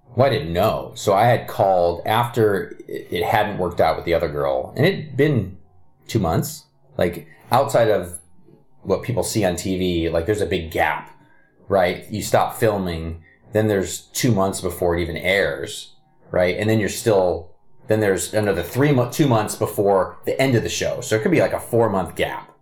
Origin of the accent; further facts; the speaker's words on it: Kirkland, Redmond area, Washington, United States; also born or lived in Ohio; I still live like five miles from where I grew up